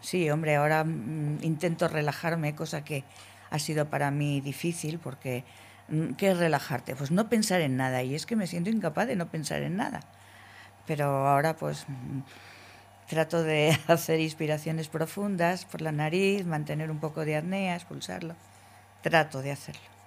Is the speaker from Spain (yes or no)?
yes; Logroño, La Rioja, Spain; Yo soy de Logroño